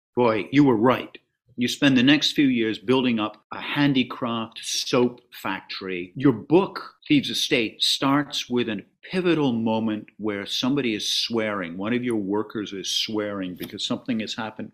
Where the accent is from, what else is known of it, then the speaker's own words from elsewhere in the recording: Canada; As a Canadian